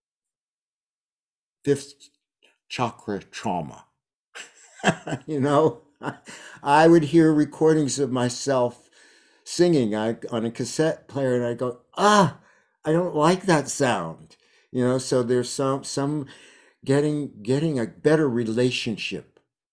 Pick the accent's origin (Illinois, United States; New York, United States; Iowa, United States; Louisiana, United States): New York, United States; New York City; moved away as an adult; now in Woodstock, United States; I moved from New York City, where I was born and spent my formative years.